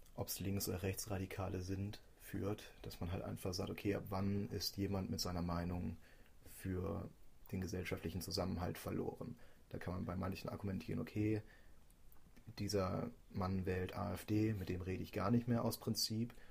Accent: Germany; wir als Deutsche

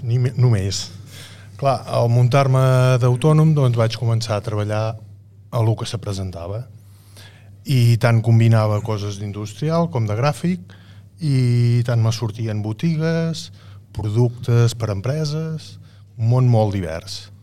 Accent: La Cellera de Ter, Catalonia, Spain; jo sóc de la Cellera

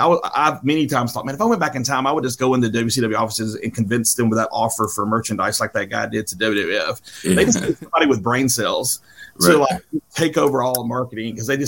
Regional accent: Atlanta, Georgia, United States; being that I'm from the Atlanta area

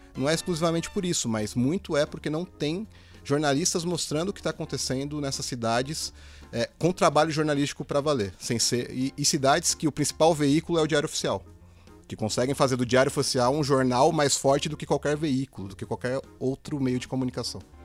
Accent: Osasco, São Paulo, Brazil; eu sou de Osasco

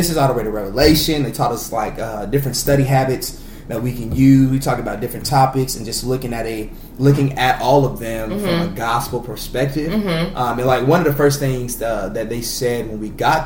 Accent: Florida, United States; moved away as an adult; also born or lived in Missouri; now in Texas, United States; Born and raised in Florida

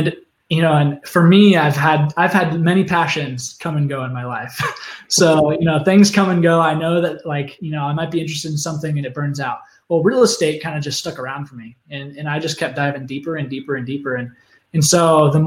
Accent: Oregon, United States; moved away as an adult; now in Phoenix, United States; I grew up in Oregon

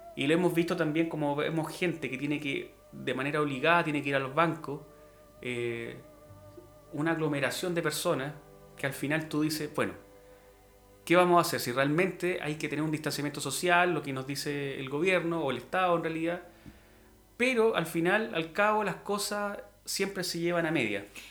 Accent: Chile; como chilenos

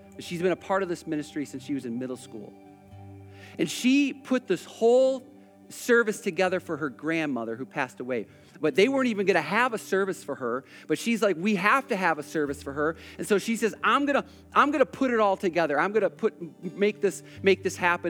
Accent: United States; I'm an American

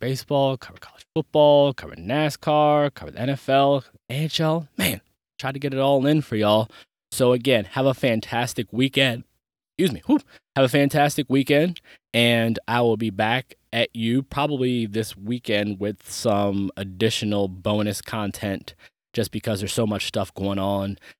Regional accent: United States; I'm from the Maryland, D C, Virginia area

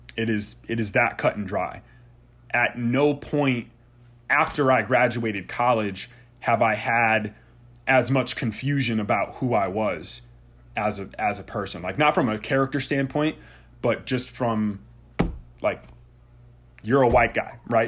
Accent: Southington, Connecticut, United States; my hometown, actually, and, and shout out to Southington, Connecticut.

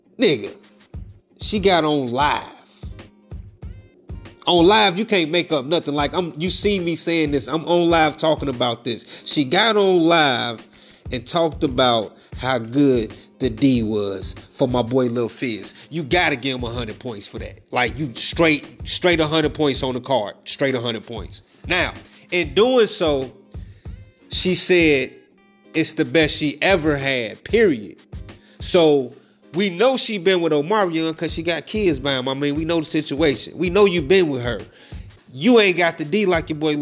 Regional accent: Chicago, Illinois, United States; Chicago, my hometown

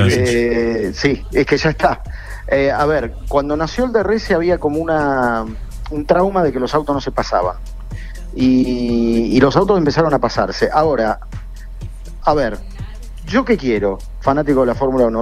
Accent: Argentina; cuando vos sos argentino

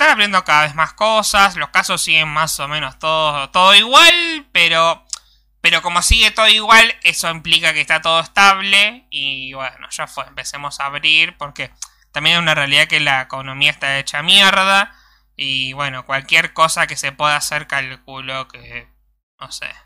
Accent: Venezuela; Yo soy venezolano y sé lo que pueden hacer los comunistas.

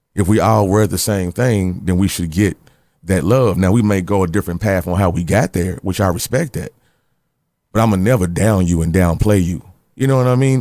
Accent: Louisville, Kentucky, United States; I'm from Louisville, Kentucky, and I got that gene.

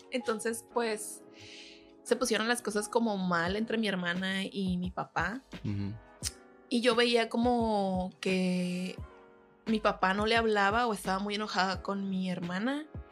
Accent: El Gato de Lara, Sinaloa, Mexico; also born or lived in Guamúchil / Culiacán; Soy del Gato de Lara. Eh, pues eh, nací en Guamuchil, pero me desarrollé hasta la prepa en El Gato de Lara

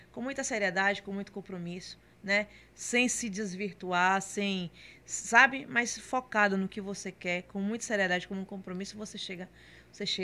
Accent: Salvador, Bahia, Brazil; born there; Então nasci em Salvador, tenho toda a relação com Camaçari, mas eu morava em Salvador, certo?

